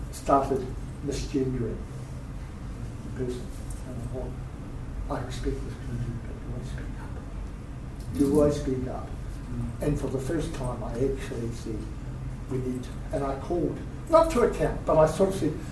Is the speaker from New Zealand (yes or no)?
yes; Wellington, New Zealand; I'm from Wellington.